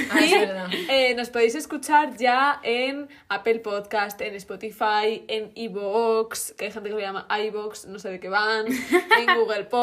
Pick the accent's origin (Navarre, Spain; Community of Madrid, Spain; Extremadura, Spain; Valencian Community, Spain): Community of Madrid, Spain; siendo yo madrileña